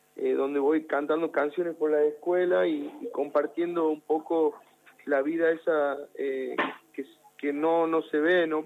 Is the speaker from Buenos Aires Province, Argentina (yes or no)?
no; Jujuy, Argentina; la provincia de Jujuy, con mostrar eh, mi identidad, de dónde vengo